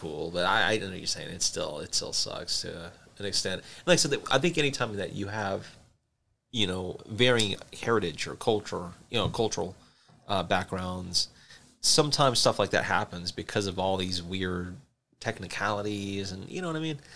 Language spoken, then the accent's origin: English; South Carolina, United States; now in Montana, United States; I'm not from Montana, but being from South Carolina, I mean that the area I'm from does have some Native American tribes